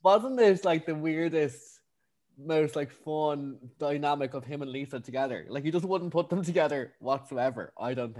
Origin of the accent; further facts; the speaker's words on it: Ireland; accent: Irish; I'm too Irish